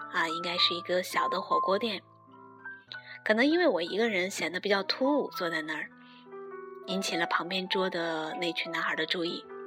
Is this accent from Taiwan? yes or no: no; northern China, China; 我是北方人